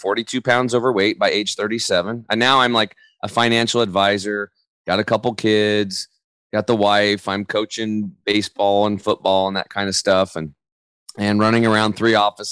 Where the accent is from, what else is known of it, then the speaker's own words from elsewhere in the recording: Eastern Oregon, United States; I grew up over in Eastern Oregon